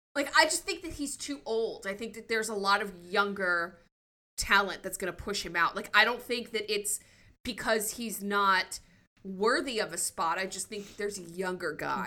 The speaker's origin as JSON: {"language": "English", "region": "New Jersey", "country": "United States", "said": "where I lived, there were no Flyers fans. It was all Rangers fans"}